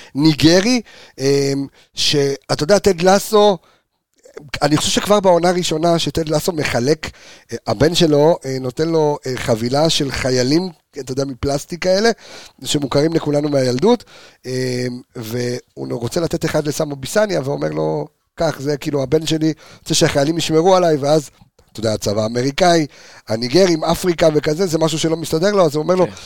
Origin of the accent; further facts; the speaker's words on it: Jerusalem, Jerusalem District, Israel; moved away; also born or lived in Haifa; גדלתי בירושלים